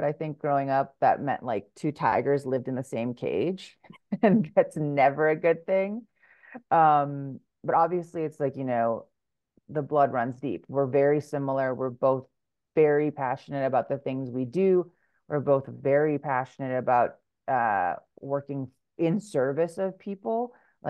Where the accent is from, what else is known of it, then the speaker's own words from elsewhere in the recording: Hawaii, United States; So when I come home to Hawaii now, I get up at about 3:30 in the morning, and then I work through the day, and then I have the afternoon with my family.